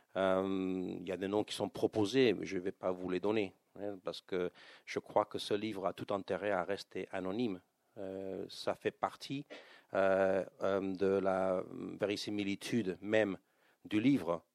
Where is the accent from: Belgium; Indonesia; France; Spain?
Spain; en tant qu'Espagnol